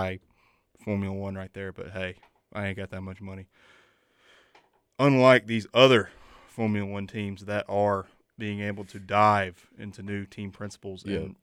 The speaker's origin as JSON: {"language": "English", "region": "the South", "country": "United States", "accent": "southern", "said": "my southern accent."}